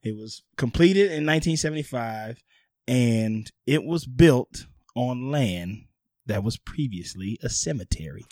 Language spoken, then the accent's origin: English; New Orleans, Louisiana, United States; moved away; also born or lived in Hollywood; my hometown New Orleans